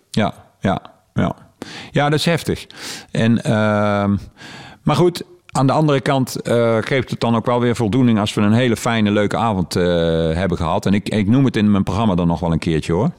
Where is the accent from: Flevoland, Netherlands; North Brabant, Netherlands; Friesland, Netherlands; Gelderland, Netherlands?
North Brabant, Netherlands; Heeswijk; ik kom hier uit Heeswijk.